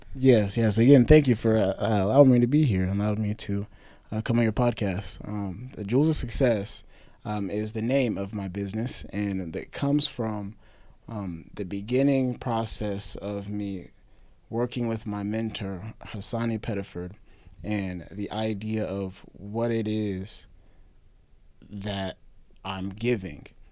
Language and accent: English; Springfield, Missouri, United States; I'm from Springfield